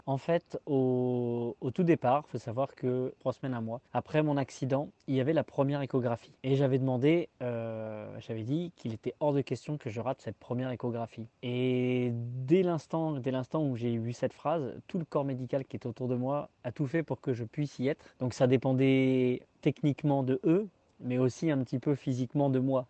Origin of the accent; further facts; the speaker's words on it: Tours, Centre-Val de Loire, France; moved away as an adult; also born or lived in Haute-Savoie; revenir dans ma région natale